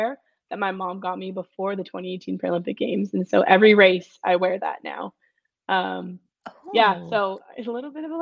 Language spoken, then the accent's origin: English; West Vancouver, British Columbia, Canada; now in Whistler, Canada; I grew up in West Van, so I like being close to the ocean whenever I can be